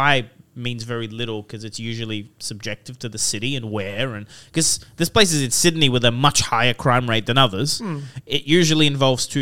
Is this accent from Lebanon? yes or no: yes; Lebanon; So I'm from Lebanon.